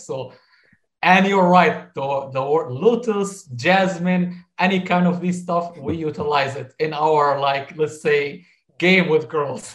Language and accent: English; Damascus, Damascus Governorate, Syria; moved away; growing up in in Syria